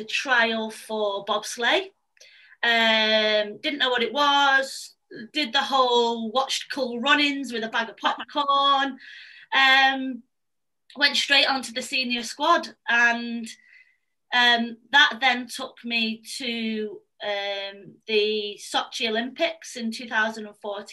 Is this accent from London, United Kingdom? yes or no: no; Manchester, North West England, United Kingdom; I'm 29, I'm from Manchester